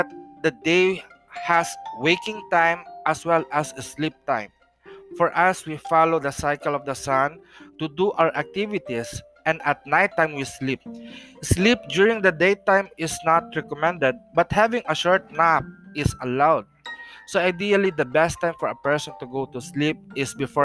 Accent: Philippines; As a Filipino traditional healer practicing Hilot

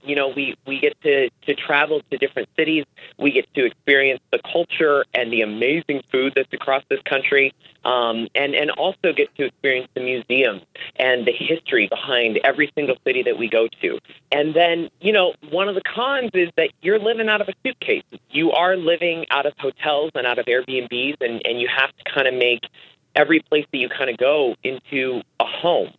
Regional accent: Arizona, United States; moved away as an adult; also born or lived in Tokyo, Japan; now in New York, United States; I grew up in Arizona

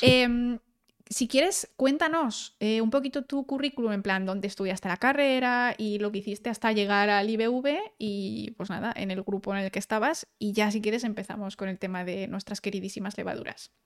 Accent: León, Castile and León, Spain; also born or lived in Germany; now in Valencia, Spain; en León tenemos gente que es la leche

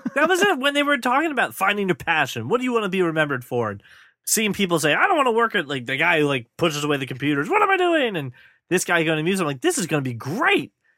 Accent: United States; my home country

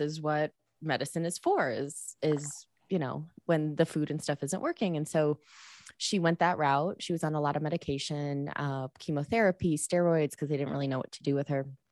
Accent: Chicago, Illinois, United States; moved away; I was born at home, breastfed till I was four, which was totally a weird thing in the eighties in Chicago.

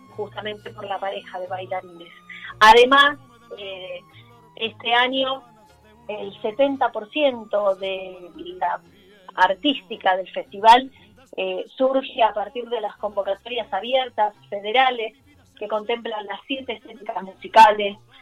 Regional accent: Buenos Aires, Argentina; yo nací acá en Buenos Aires, soy argentina

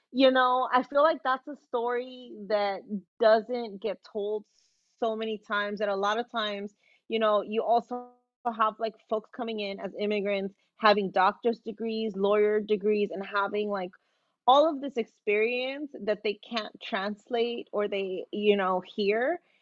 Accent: Los Angeles, California, United States; I'm from South Central

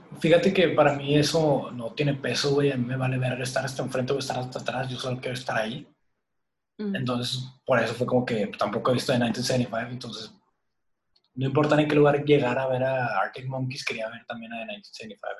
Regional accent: Monterrey, Nuevo León, Mexico; los tres somos de Monterrey, Nuevo León

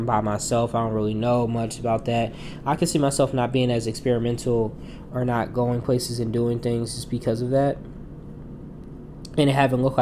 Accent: New Jersey, United States; People come see my home and see my home state

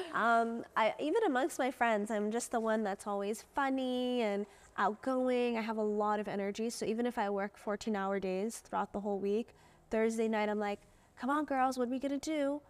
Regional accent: Jeddah, Makkah Province, Saudi Arabia; I grew up in Jeddah, um, which is the western part of Saudi Arabia

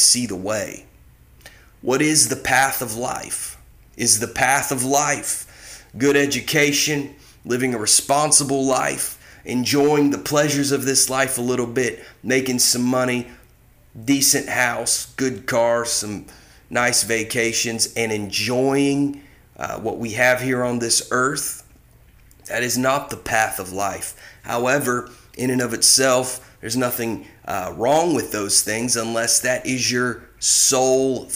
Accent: Ohio, United States; also born or lived in Indiana / Mississippi; now in California, United States; growing up in Ohio, spending time in Indiana, spending time in Mississippi, and then here I am out in California

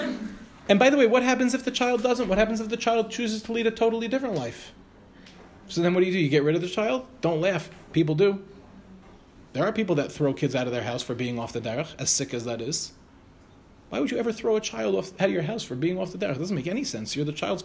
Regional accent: New York City, New York, United States; moved away as an adult; now in Ramat Beit Shemesh, Israel; When I was a kid, I grew up in the Young Israel Farakwe.

